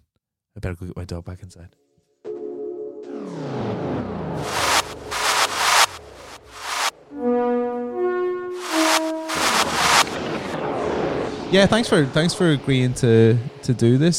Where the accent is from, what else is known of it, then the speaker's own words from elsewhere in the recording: Northern Ireland, United Kingdom; also born or lived in London; now in Brighton, United Kingdom; I'm from Northern Ireland, right? And I've lived in London for a long time. I'm in Brighton now